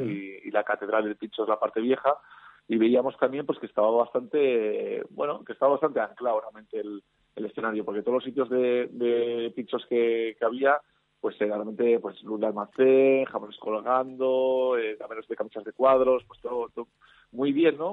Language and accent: Spanish; Campezo, Basque Country, Spain; moved away as an adult; also born or lived in San Sebastián; soy un patatero, un alavés